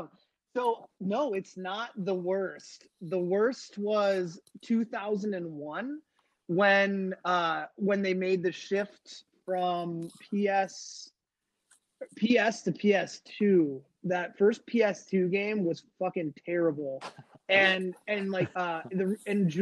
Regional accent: Dayton, Ohio, United States; where I grew up in Dayton, Ohio. We had the Dayton Dynamo.

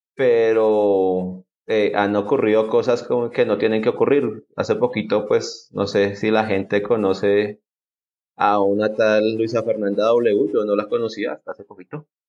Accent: Colombia

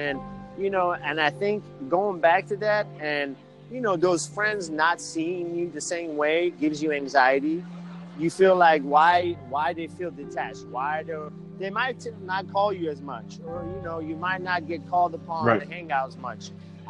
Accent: Iran; So I was born in Iran. We have everything. We have Christianity. We believe in Jesus, but as a prophet when I was growing up.

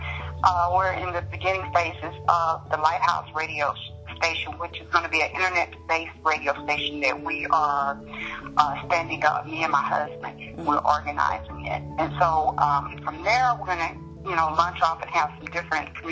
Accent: Pittsburg, Texas, United States; moved away as an adult; now in Colorado Springs, United States; I am originally from the great state of Texas, small town called Pittsburgh, Texas, and I graduated from Pittsburgh High School class of 1990

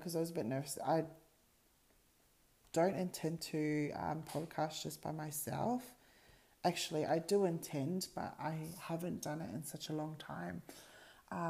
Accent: Australia; I'm born in Australia. I'm the only sibling born here in Australia.

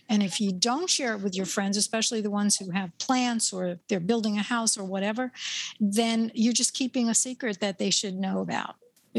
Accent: New York, United States; Everybody knows I'm from New York

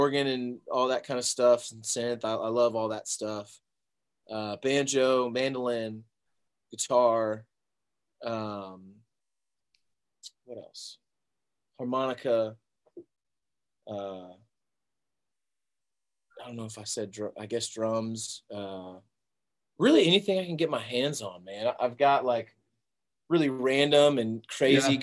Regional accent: Peachtree City, Georgia, United States; now in Nashville, United States; I grew up just Southwest of Atlanta, in Peachtree City, Georgia

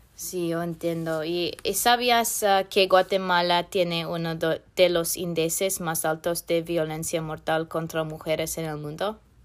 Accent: Northern Virginia, United States; Spanish is a second language; Soy del norte de Virginia, fuera del Distrito de Columbia

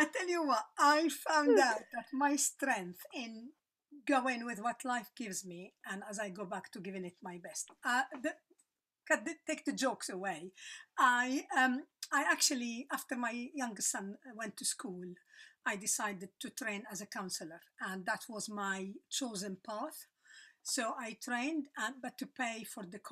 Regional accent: Lebanon; moved away as an adult; also born or lived in South Africa; I'm Lebanese. I was born in Lebanon, lived there until I was 35.

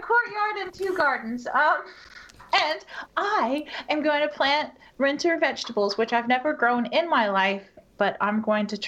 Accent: United States; I'm an American.

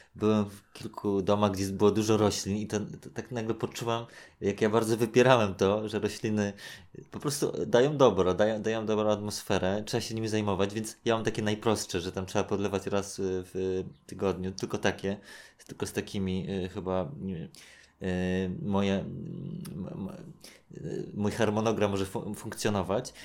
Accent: Warsaw, Masovian Voivodeship, Poland; jak się wychowywałem na Gocławiu

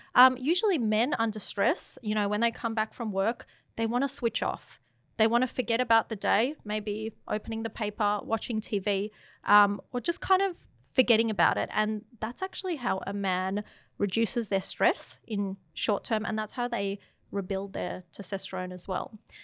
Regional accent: Melbourne, Victoria, Australia; moved away as an adult; also born or lived in London; now in Sydney, Australia; I grew up in Melbourne after living in London

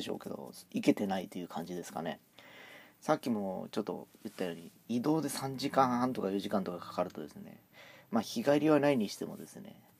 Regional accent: Fukuoka, Japan; もうずっとあの福岡で育ってる身としては

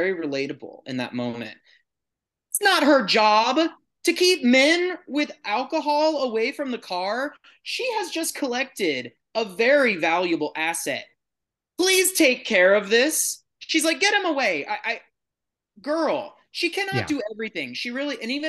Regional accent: San Antonio, Texas, United States; I grew up in San Antonio, so every birthday had a pinata

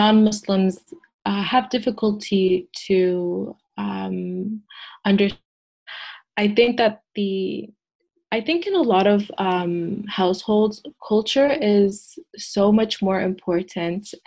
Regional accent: Canada; first language English; I am first generation, but I do identify as Canadian because it is my home country. It is where I was raised and born

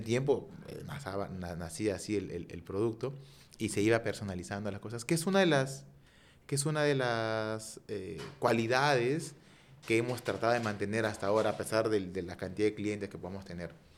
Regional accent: Peru; somos peruanos

